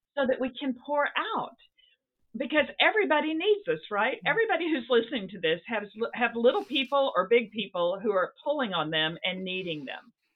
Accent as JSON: {"language": "English", "region": "the South", "country": "United States", "tie": "born or raised there", "also_born_or_lived": "Seattle", "moved": "yes", "lives_now": "New England, United States", "said": "it's not the Bible Belt where I grew up in the South"}